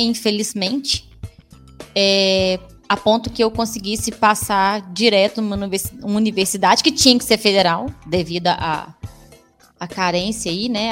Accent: Divinópolis, Minas Gerais, Brazil; also born or lived in Pedro Leopoldo / Lavras; eu nasci em Pedro Leopoldo, uma cidade bem próxima de Belo Horizonte, onde eu fiquei até três anos de idade. A maior parte do tempo da minha vida foi em Divinópolis

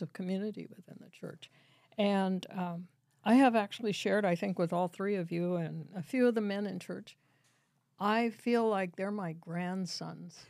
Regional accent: Canby, Oregon, United States; I grew up in Canby. I moved here, uh, in nineteen fifty-two.

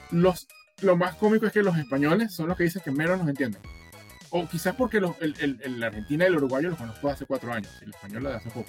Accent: Barquisimeto, Lara, Venezuela; also born or lived in Caracas; soy de Barquisimeto, pero viví 10 años en, Caracas y viví por fuera y te va cambiando

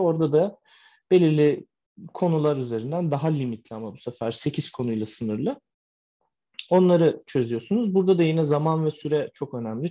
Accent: Turkey; moved away as an adult; now in United States; Ben Türk olarak

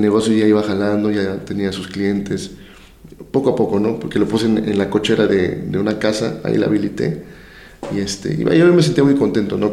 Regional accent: Veracruz, Mexico; ¿y esto quién lo está llevando a cabo allá en mi estado, no?

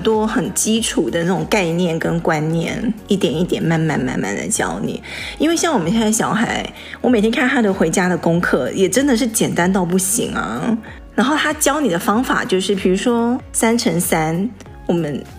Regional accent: Taiwan; now in United States; 以前在台湾都是有别人帮我们加油

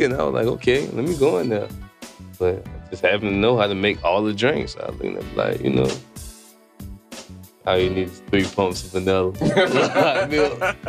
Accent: Jacksonville, Florida, United States; I'm from Jacksonville

